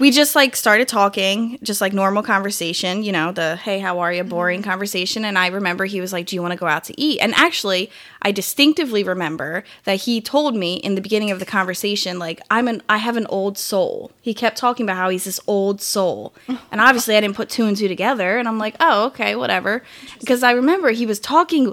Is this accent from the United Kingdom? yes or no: no; Philadelphia, Pennsylvania, United States; moved away as an adult; I'm from the Philly area, and I moved down here to go to school